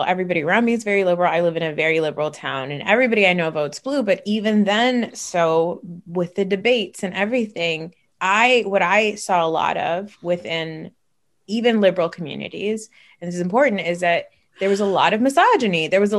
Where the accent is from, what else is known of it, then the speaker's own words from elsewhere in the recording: New Jersey, United States; I'm from New Jersey.